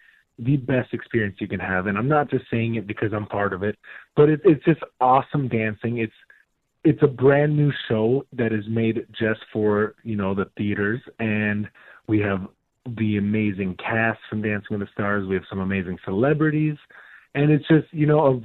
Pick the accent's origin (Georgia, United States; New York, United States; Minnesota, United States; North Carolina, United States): Minnesota, United States; I grew up dancing in Minnesota, so I'm a Midwest boy